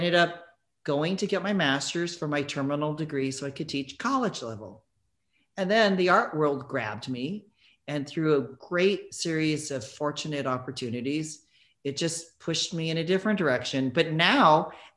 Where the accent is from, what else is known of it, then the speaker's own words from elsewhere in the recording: South Bay, Northern California, United States; moved away as an adult; also born or lived in San Francisco / New York City / London; I lived in the South Bay in Northern California